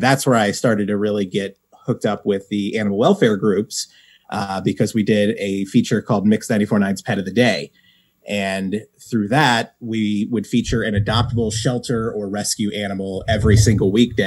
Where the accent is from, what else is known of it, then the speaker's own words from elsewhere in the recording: Cincinnati, Ohio, United States; I am born and raised in Cincinnati